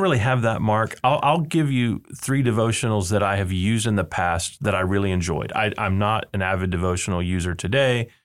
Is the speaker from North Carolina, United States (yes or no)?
no; South Texas, United States; moved away; I grew up in South Texas, and we had what they called Winter Texans